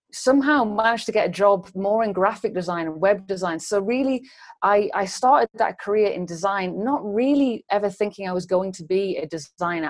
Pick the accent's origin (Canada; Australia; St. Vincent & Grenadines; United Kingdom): United Kingdom; England; moved away as an adult; also born or lived in London; now in Berlin, Germany; I'm an English uh, beauty and still life photographer